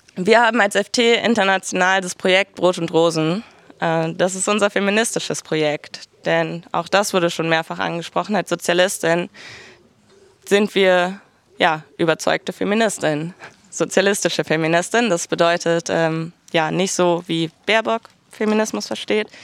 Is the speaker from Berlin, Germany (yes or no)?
yes; Berlin, Germany; Ich komme aus Berlin